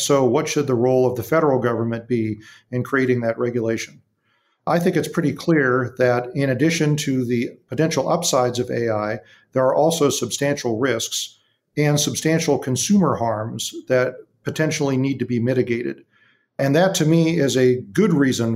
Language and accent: English; Big Bear Lake, California, United States; my hometown of Big Bear Lake